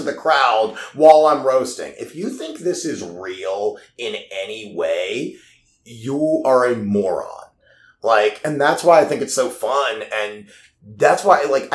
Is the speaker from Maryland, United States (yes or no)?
yes; Baltimore, Maryland, United States; moved away as an adult; also born or lived in Pittsburgh; I grew up in Baltimore